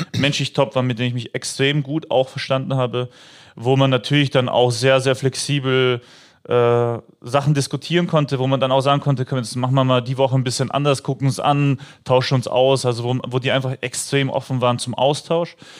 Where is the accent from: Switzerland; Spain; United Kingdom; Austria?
Austria; Upper Austria; moved away as an adult; now in Mönchengladbach, Germany; in meiner alten Heimatmannschaft, also in meinem Heimatdorf in Oberösterreich